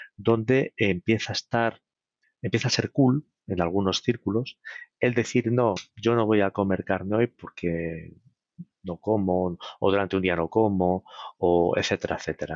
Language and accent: Spanish; Spain